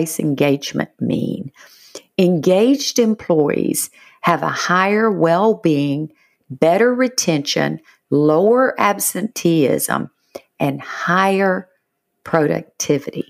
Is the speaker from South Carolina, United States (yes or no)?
no; Georgia, United States; moved away; I am from Georgia originally.